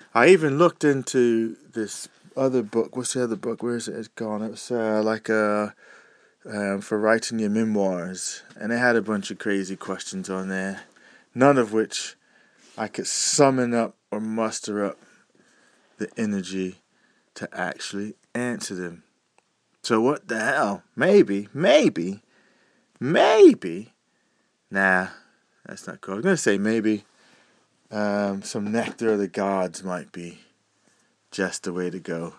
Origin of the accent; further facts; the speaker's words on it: near Asbury Park, New Jersey, United States; I grew up near Asbury Park, New Jersey